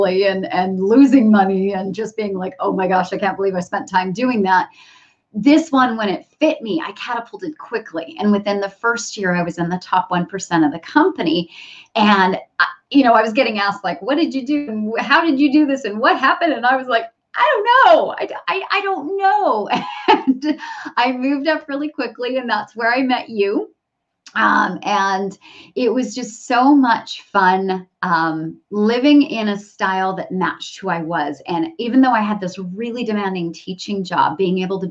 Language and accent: English; Canada; moved away as an adult; now in San Diego, United States; I'm originally Canadian and we moved down to the San Diego area